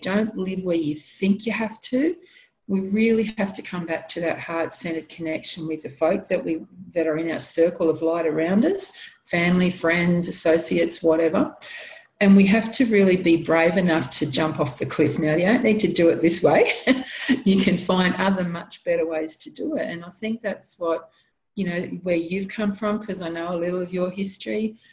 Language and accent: English; Sydney, New South Wales, Australia; moved away; I was born in Sydney, in New South Wales. I love Sydney, can't live there anymore